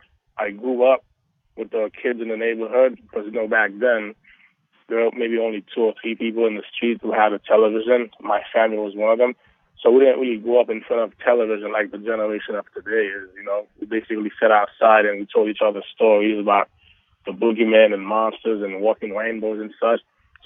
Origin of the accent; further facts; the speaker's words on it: Jacmel, Sud-Est, Haiti; I'm from Haiti. I grew up in the south in a town called Jacmel